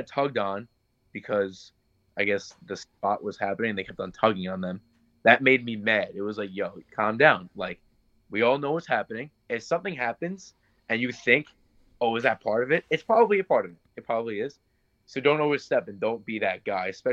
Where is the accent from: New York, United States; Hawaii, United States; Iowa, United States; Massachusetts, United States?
New York, United States; Lindenhurst; I'm from Lindenhurst